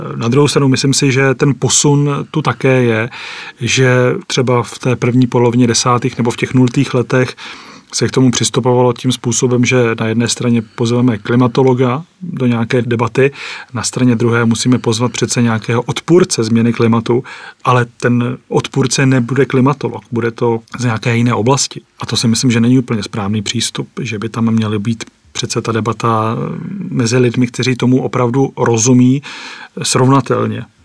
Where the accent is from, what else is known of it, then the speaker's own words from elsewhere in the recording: Třebíč area, Vysočina Region, Czechia; z Vysočiny pocházím ze Střebícka